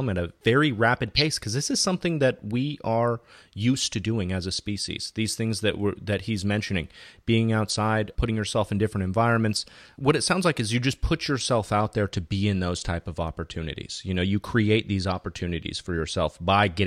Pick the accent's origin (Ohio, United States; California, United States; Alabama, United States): California, United States; Fountain Valley; I'm from Southern California, specifically Fountain Valley, which is adjacent to Huntington Beach